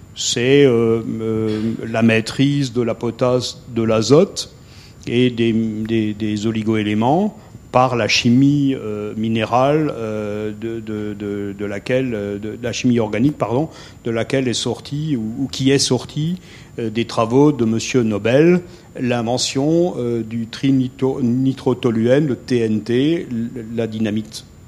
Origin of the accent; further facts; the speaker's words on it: Alsace, Grand Est, France; je suis Alsacien, ce qui n'est pas forcément une tare absolue. Euh, je suis très attaché à mon pays